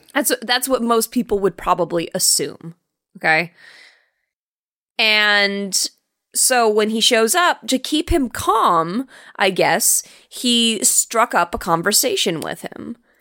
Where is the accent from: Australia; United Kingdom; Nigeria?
United Kingdom; England; being an English person